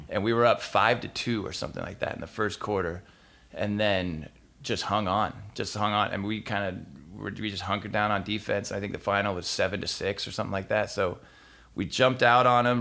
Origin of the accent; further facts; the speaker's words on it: San Diego, California, United States; I grew up in San Diego